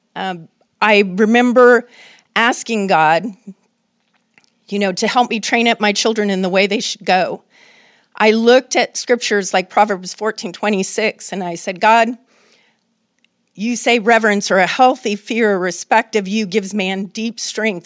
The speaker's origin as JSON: {"language": "English", "town": "Oakland", "region": "California", "country": "United States", "tie": "born or raised there", "said": "living in the United States of America and growing up in Oakland"}